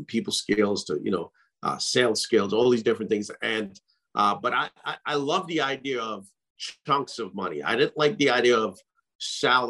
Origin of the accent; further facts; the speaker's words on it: Trinidad & Tobago; now in United States; I grew up in the Caribbean.